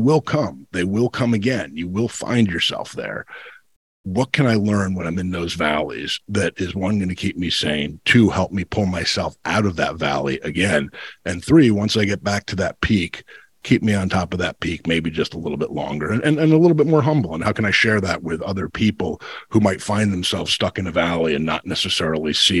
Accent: New Jersey, United States; my life as a kid growing up in New Jersey

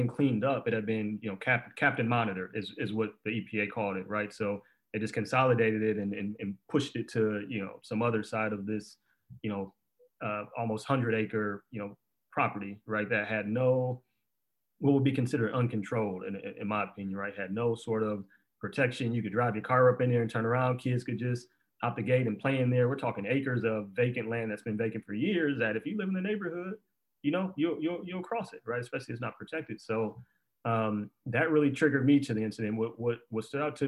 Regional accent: Detroit, Michigan, United States; growing up in Detroit

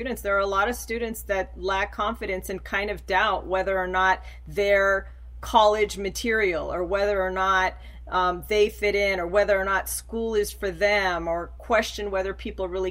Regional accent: Los Angeles, California, United States; I was born and raised in Los Angeles and grew up in a very low income neighborhood

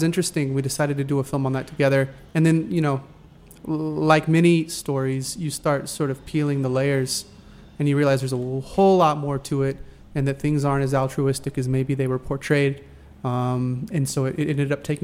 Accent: Texas, United States; moved away; As a boy growing up in Texas

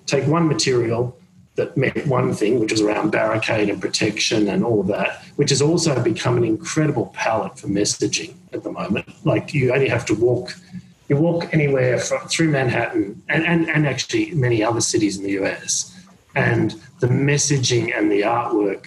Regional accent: Australia; now in New York, United States; being an Australian and being in New York at this period of time

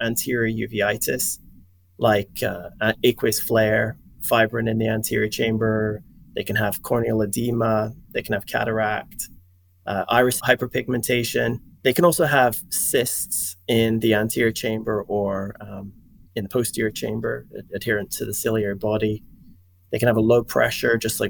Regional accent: Scotland, United Kingdom; moved away as an adult; also born or lived in England / Wisconsin; now in Louisiana, United States; I grew up in Scotland, and I went to Edinburgh University

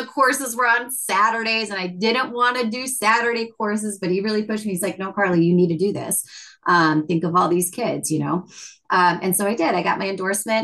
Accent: Chicago, Illinois, United States; first language English; growing up in Chicago because it is very linguistically rich

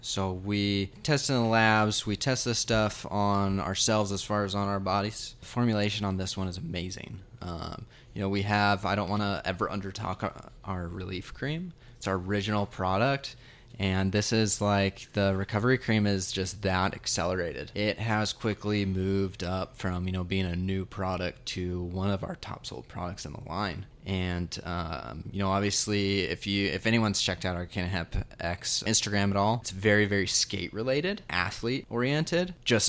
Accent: Nevada, United States; We're not from Arizona. Nevada.

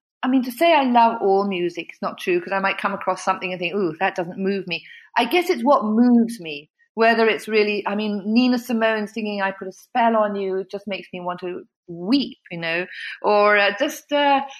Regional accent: England, United Kingdom; moved away; also born or lived in United States; my home country

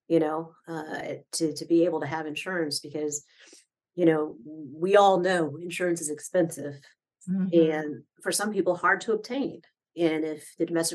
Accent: Midwest, United States; now in Orlando, United States; I grew up in the Midwest

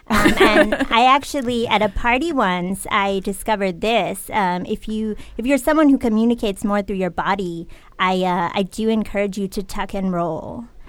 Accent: Connecticut, United States; I am from Connecticut

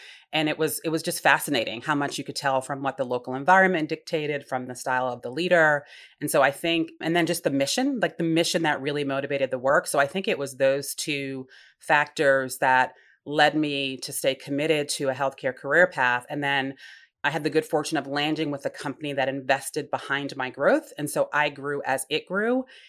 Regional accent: Rhode Island, United States; So Rhode Island, smallest state in the nation, very tight community.

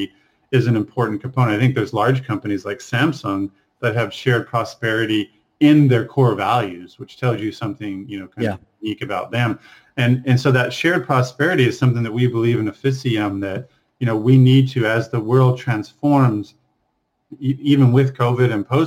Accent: Texas, United States; So I grew up in Texas, 6,000-7,000 people

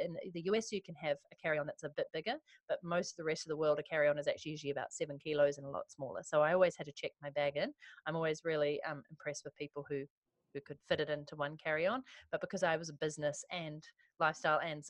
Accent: New Zealand; moved away as an adult; also born or lived in London / Vancouver; I moved from New Zealand to London for 2.5 years

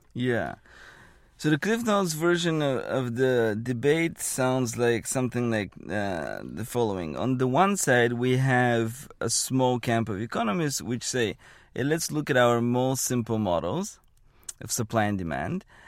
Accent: Bulgaria; moved away as an adult; now in Bay Area, United States; I was born and raised in Bulgaria, and I had not left Bulgaria until I was maybe eighteen, seventeen or eighteen.

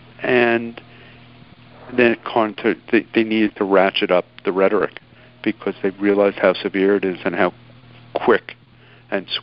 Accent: New York City, New York, United States; growing up in New York when I grew up, and imagine being 10 years old on a New York City subway in 1980

